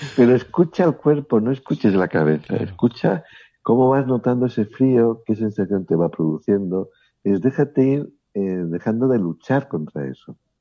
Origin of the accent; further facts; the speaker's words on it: León, Castile and León, Spain; now in Barcelona, Spain; yo soy de León, pero vivo en Barcelona